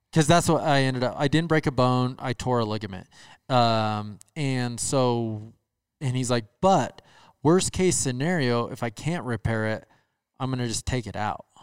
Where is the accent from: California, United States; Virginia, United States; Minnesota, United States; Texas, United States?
Minnesota, United States; moved away; I am from Minnesota.